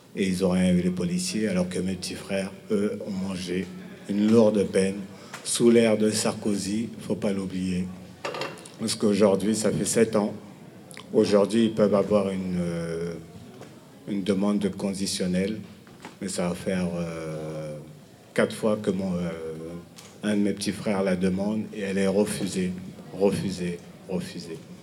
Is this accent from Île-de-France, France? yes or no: yes; Villiers-le-Bel, Île-de-France, France; je viens de Ville-Belle